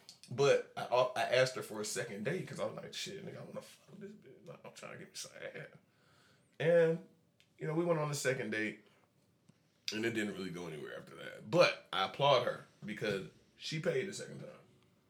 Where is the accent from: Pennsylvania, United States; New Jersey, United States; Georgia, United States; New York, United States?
Georgia, United States; Coming from a Cash County nigga. I'm from Cash County.